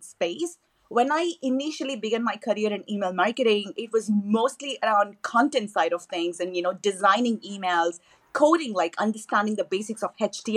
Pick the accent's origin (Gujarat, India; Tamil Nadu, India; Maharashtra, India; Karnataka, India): Tamil Nadu, India; Chennai; first language Tamil; English is a second language; moved away; I was born and raised in Chennai, which is the capital, you know, of the southern state of Tamil Nadu. So I speak Tamil at home, which is my native language.